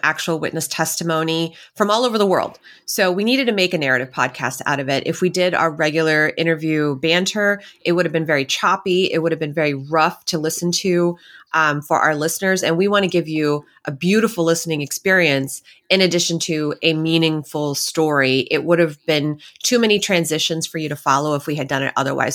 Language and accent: English; Texas, United States; I'm from Texas